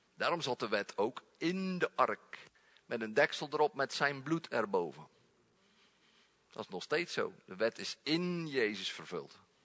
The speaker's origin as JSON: {"language": "Dutch", "country": "Netherlands", "said": "we zijn Nederlanders"}